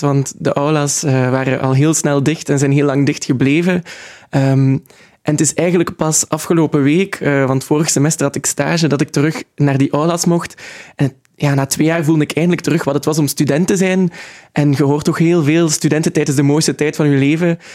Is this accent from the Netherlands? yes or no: no; Ghent, Flanders, Belgium; ik ben opgegroeid in Gent en ik wil er ook absoluut blijven